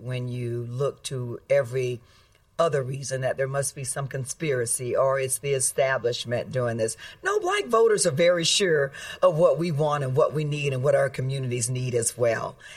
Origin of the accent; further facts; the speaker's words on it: Florida, United States; I grew up in Florida, so I know Florida well